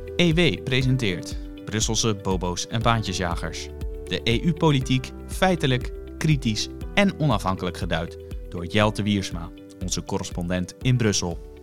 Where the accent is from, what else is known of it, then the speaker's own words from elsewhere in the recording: Netherlands; wij zijn toch Nederlanders